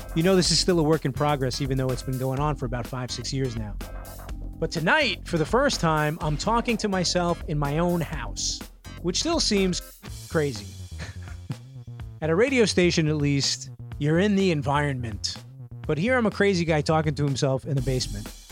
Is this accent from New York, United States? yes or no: yes; New York City, New York, United States; my hometown, specifically Bushwick